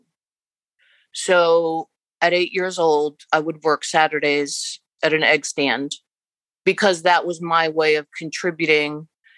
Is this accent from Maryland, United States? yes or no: no; Lancaster, Pennsylvania, United States; born and raised Amish in Lancaster, Pennsylvania